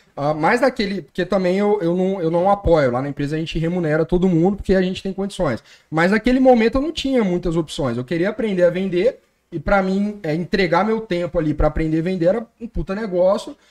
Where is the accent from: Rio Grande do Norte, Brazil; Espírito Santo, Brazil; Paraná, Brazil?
Espírito Santo, Brazil; Colatina; sou de Colatina